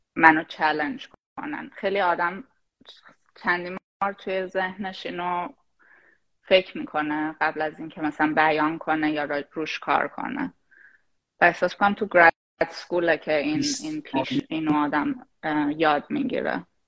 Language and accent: Persian; Shahrud, Semnan, Iran; moved away as an adult; also born or lived in Tehran; now in United States; شاهرودم شاهرودم برای اون کسایی که نمیدونن یه شهر توی استان سمنان